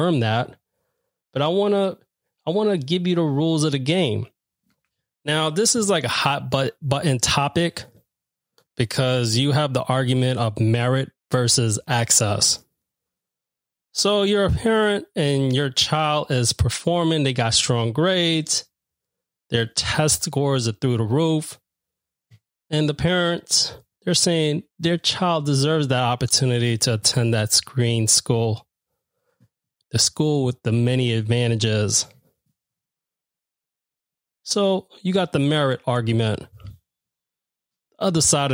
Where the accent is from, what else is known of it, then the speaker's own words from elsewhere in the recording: New York City, New York, United States; I'm from Queens.